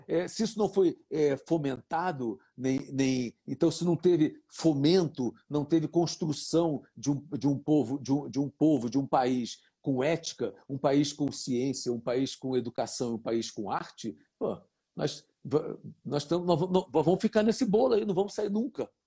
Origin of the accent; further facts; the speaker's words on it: Brazil; sou brasileiro